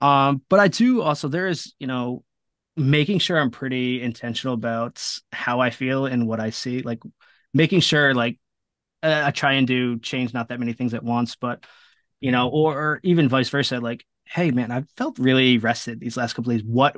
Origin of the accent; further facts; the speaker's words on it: Rhode Island, United States; I grew up in Rhode Island in the Ocean State